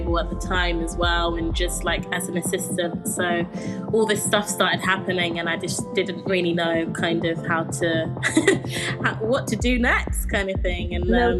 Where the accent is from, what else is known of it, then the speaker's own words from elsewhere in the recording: London, United Kingdom; I grew up in Camden in London